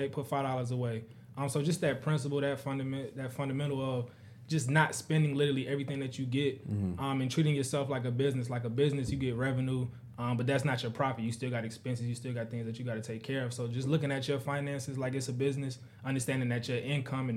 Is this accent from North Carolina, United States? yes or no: yes; Charlotte, North Carolina, United States; also born or lived in Virginia Beach, Virginia / Fayetteville, North Carolina; primarily through elementary school up, it's been in Charlotte